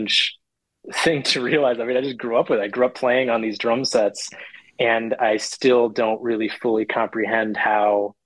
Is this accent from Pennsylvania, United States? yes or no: no; Madison, Wisconsin, United States; now in Brooklyn, United States; I grew up in Madison, Wisconsin. I was born there and I grew up there